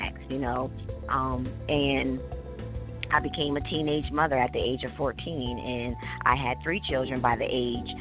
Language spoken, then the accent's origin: English; Dover, Delaware, United States; I am born and raised in Dover, Delaware. That's where I reside currently.